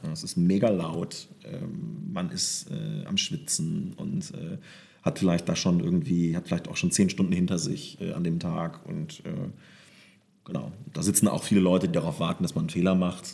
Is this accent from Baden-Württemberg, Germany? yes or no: no; southern Lower Saxony, Germany; also born or lived in Wolfenbüttel; sind wir so richtig aufs Land nach Südniedersachsen gezogen